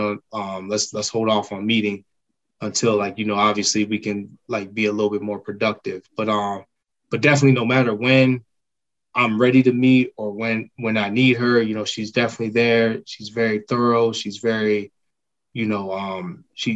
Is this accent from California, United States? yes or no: no; Miami, Florida, United States; now in Maryland, United States; I'm actually from Miami